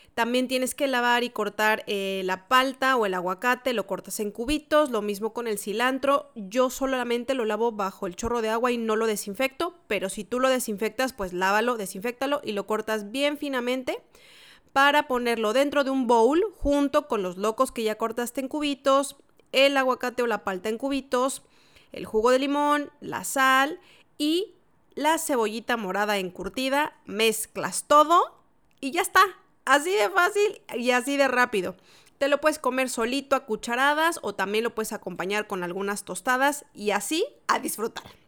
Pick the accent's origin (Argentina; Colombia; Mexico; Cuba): Mexico; moved away as an adult; now in Santiago, Chile; yo que soy mexicana y que pasé muchos años celebrando Navidad y Año Nuevo en México